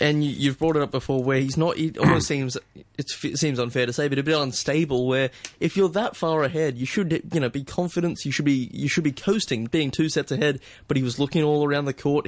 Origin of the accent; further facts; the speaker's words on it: Australia; now in Hong Kong; as an Australian fan